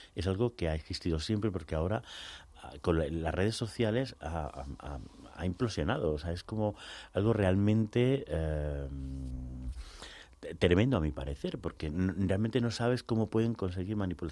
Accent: Spain; lo vivimos en nuestra carne propia como españoles, españolas

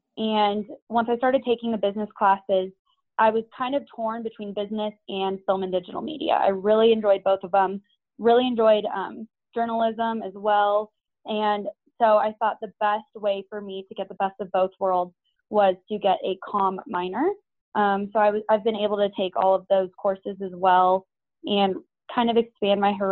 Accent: Denver, Colorado, United States; moved away as an adult; now in Waco, United States; I am originally from Denver, Colorado.

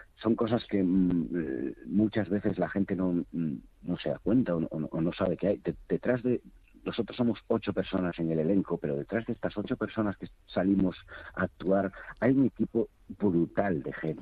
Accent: Rías Baixas, Galicia, Spain; yo soy de las Rías Baixas eh, y tengo un acento completamente diferente al que es de la Mariña Lucense

